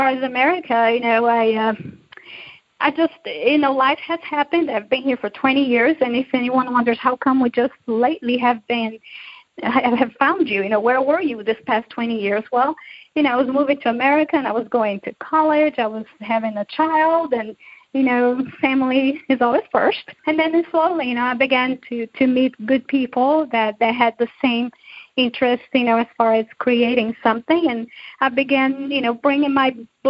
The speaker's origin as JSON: {"language": "English", "country": "Brazil", "tie": "born or raised there", "moved": "yes", "lives_now": "United States", "said": "growing up in Brazil"}